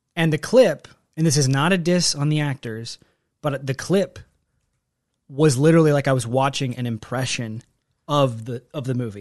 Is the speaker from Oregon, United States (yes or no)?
no; Texas, United States; moved away; I, I grew up in Texas where we had tornadoes